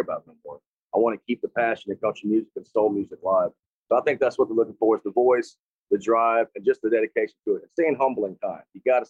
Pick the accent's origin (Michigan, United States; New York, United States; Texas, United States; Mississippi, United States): Mississippi, United States; Tupelo; also born or lived in Chattanooga, Tennessee; I was born in Chattanooga, Tennessee, but lived in Tupelo, Mississippi my whole life. Still live there to this day